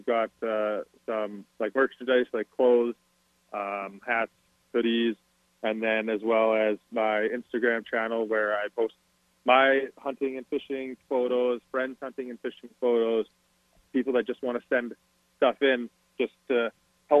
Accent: Calgary, Alberta, Canada; I'm from the city. I've been born and raised in Calgary

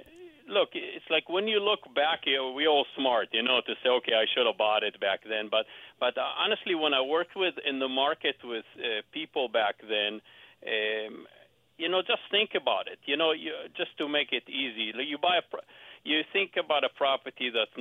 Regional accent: Israel; English is a second language; now in Scottsdale, United States; Actually, I have an accent because I came here in 91 from Israel.

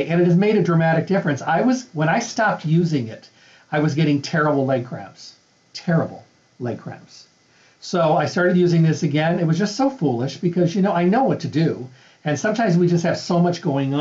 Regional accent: Midwest, United States; moved away; I'm from the Midwest.

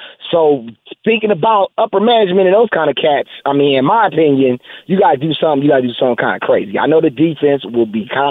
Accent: Los Angeles, California, United States; I'm from South Central L.A.

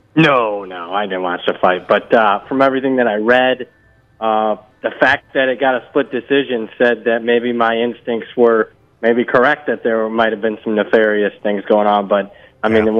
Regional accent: Ohio, United States; moved away; I grew up in Ohio

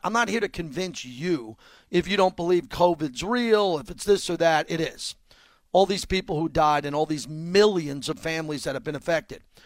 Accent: Long Island, New York, United States; born or raised there

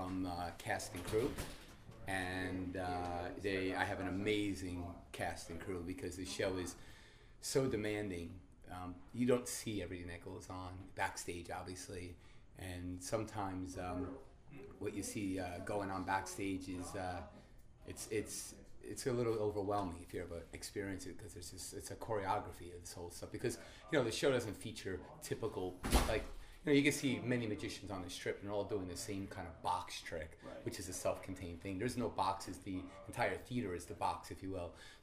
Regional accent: Long Island, New York, United States; now in Las Vegas, United States; I'm from Long Island as well

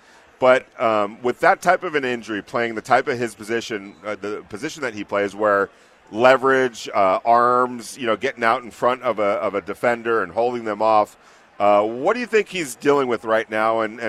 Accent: California, United States; Neither do I, and I'm with you on that. I came from California.

